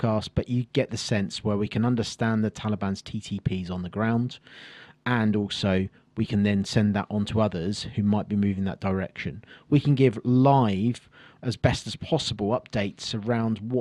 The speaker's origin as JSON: {"language": "English", "area": "Kent", "region": "South East England", "country": "United Kingdom", "tie": "born or raised there", "said": "I grew up in Kent, inspired by the Second World War"}